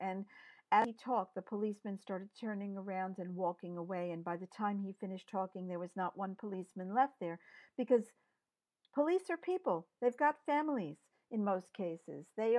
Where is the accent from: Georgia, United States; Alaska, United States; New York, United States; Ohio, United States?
New York, United States; I grew up in New York.